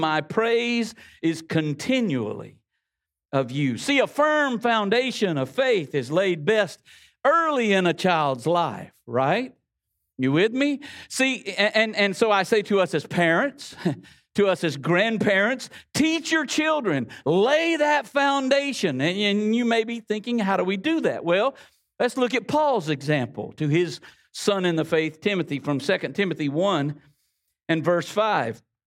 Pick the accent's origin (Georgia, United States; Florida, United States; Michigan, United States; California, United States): Florida, United States; the Florida Panhandle, United States; we grew up here. I know my accent gives me away